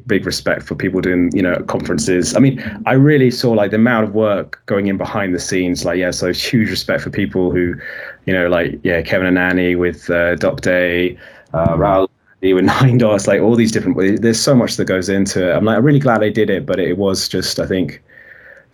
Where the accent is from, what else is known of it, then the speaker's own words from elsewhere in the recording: United Kingdom; I'm very British